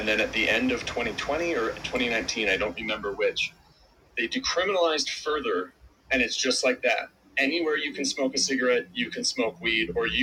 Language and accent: English; Wisconsin, United States; now in Colorado, United States; I come from Wisconsin, which is an illegal state. I now live in Colorado